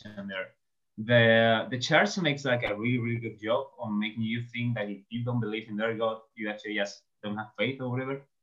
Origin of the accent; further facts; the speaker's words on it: southern Spain, Spain; first language Spanish; English is a second language; I'm from Spain. I'm from southern Spain, to be precise.